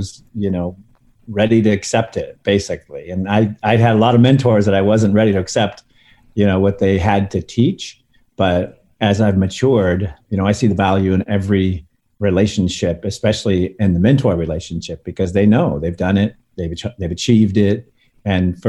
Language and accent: English; Northern California, United States; born or raised there; also born or lived in Santa Monica, California